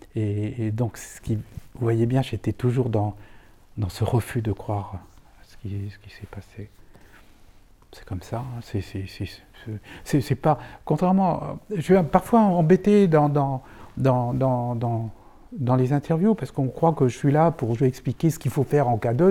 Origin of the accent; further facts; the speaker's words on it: Neuilly-sur-Seine, Île-de-France, France; also born or lived in Toulouse; je suis né à Neuilly